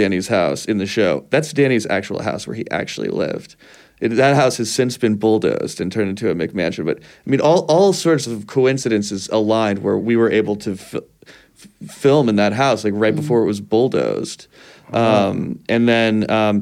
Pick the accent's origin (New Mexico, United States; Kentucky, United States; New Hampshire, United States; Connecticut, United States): Kentucky, United States; I'm from Kentucky.